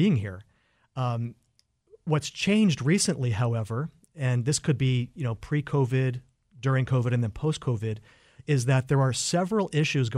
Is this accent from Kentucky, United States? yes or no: no; Lynden, Washington, United States; I am from Linden